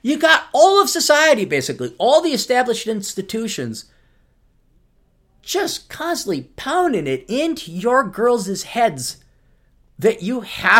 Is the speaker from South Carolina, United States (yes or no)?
no; Detroit, Michigan, United States; I did not use my youth and beauty to marry some of the great guys I grew up with in Detroit.